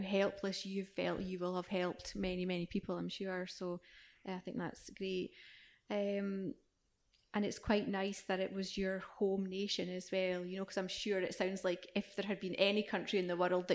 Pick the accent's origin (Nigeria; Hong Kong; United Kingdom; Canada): United Kingdom; Scotland; a Scottish woman